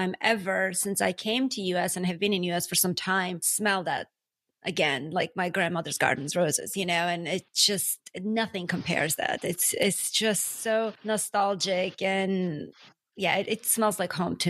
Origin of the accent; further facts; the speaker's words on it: Armenia; now in United States; I'm from Armenia